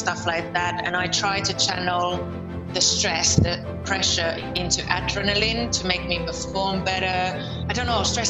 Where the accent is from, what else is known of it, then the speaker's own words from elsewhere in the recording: Lieto, Southwest Finland, Finland; moved away as an adult; now in London, United Kingdom; I'm from Finland. I'm from Turku. Oh, actually, I'm from Lieto, from a little village near Turku.